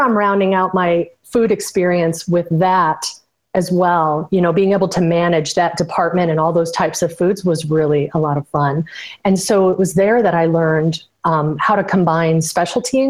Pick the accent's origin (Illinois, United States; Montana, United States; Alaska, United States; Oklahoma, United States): Illinois, United States; I grew up in Illinois in the Midwest, and I attended all public school there